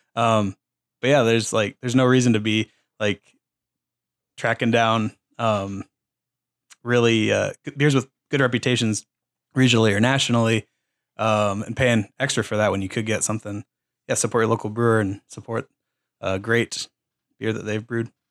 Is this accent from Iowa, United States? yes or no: yes; Waukee, Iowa, United States; I'm from Waukee